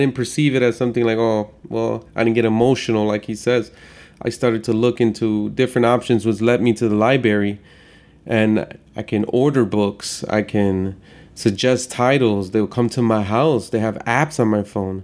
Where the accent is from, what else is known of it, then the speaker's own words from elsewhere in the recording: Chicago, Illinois, United States; I grew up in Chicago